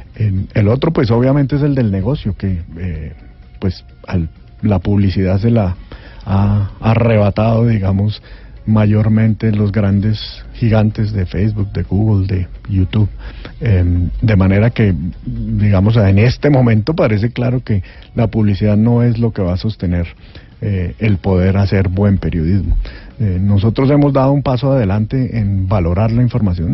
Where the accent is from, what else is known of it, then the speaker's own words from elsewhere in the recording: Colombia; lo que somos los colombianos